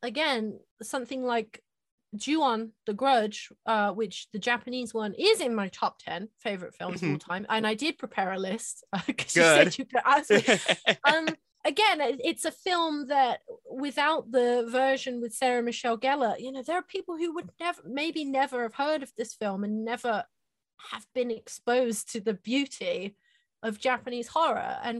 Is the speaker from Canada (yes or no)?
no; England, United Kingdom; I'm from England